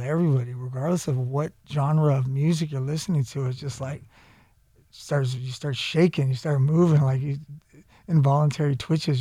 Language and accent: English; San Jose, California, United States; I'm actually from San Jose, California